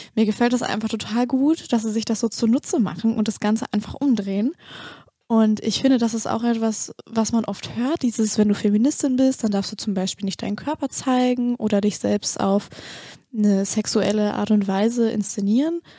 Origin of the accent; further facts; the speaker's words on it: the North, Northern Germany, Germany; ich komme ja auch aus dem Norden.